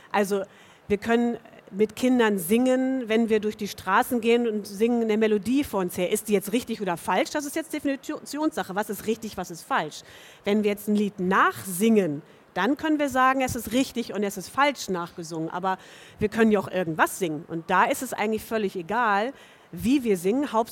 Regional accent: Hamburg, Germany; sie kommen aus Hamburg. Und ich komme ja auch aus Hamburg.

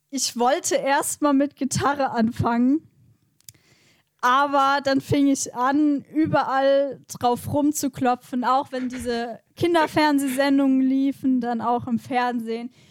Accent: Westerwald, Rhineland-Palatinate, Germany; also born or lived in Mainz; aufgewachsen hier im Westerwald, geboren in Mainz.

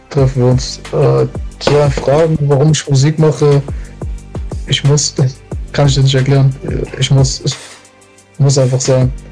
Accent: Hagen, North Rhine-Westphalia, Germany; also born or lived in Lünen / Portugal; Ich bin nicht gebürtig, ich bin in Lünen geboren, aber ich lebe fast mein ganzes Leben in Hagen.

